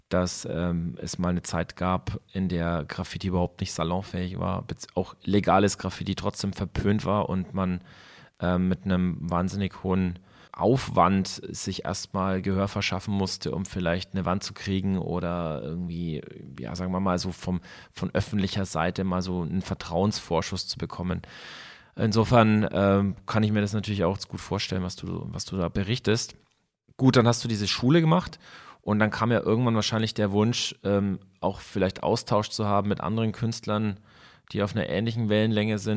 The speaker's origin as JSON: {"language": "German", "region": "Bavaria", "country": "Germany", "said": "wir sind ja jetzt aus Bayern"}